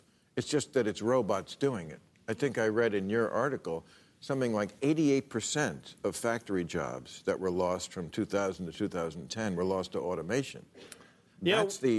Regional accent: New Jersey, United States; My home state, Belmar Rock, New Jersey

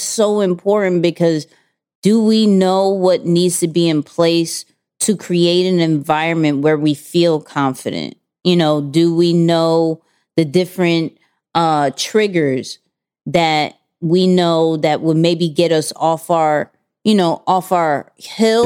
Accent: New York, United States; we're from New York

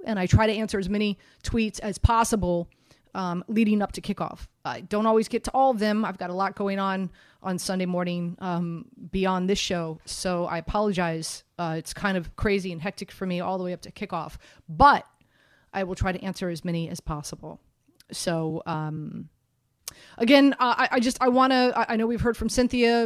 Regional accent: Miami, Florida, United States; now in New York, United States; I'm from Miami

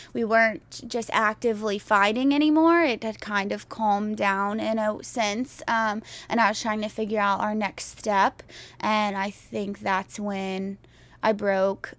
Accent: Houston, Texas, United States; Growing up in Houston

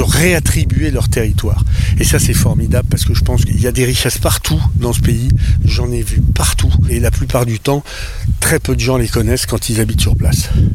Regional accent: Épinal, Grand Est, France; moved away as an adult; j'ai quitté Épinal à 17 ans

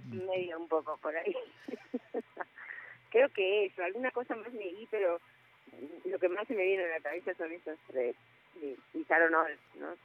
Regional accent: Buenos Aires, Argentina; moved away as an adult; now in Salta, Argentina; yo soy re nací en Buenos Aires

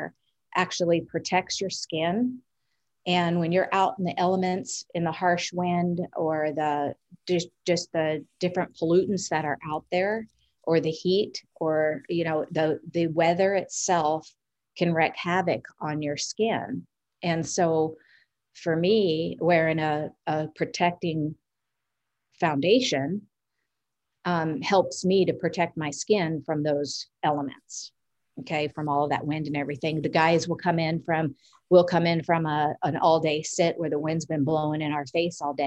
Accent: Washington metropolitan area, United States; growing up inside the Beltway. What that means is I grew up in the city.

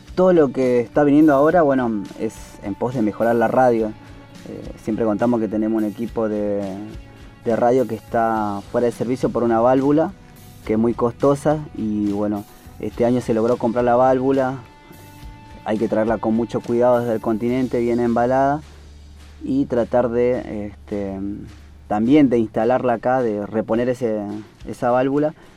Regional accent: Palpalá, Jujuy, Argentina; moved away as an adult; also born or lived in Buenos Aires; Yo soy de Jujuy, Pálpala, y este, me vine a Buenos Aires porque mi tío era militar

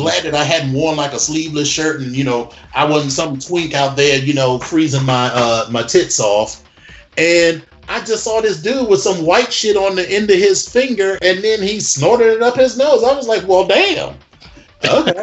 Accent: East Coast, United States; I'm from the East Coast.

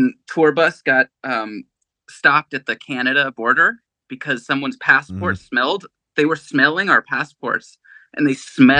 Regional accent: Agoura Hills, California, United States; I'm actually from Agora Hills, so even that's Ventura County technically.

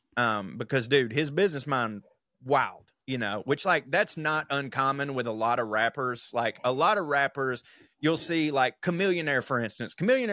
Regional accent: Texas, United States; also born or lived in Oklahoma; I consider myself a Texan. I grew up in Texas and Oklahoma.

